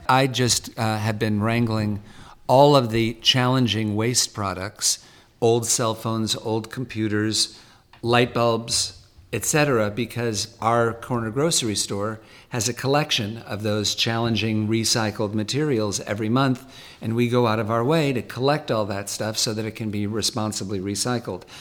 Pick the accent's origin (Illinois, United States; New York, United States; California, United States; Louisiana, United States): California, United States; Los Angeles; also born or lived in Malibu; native Californian. I grew up half in the valley, a, a mile or two from here. I was born in Sherman Oaks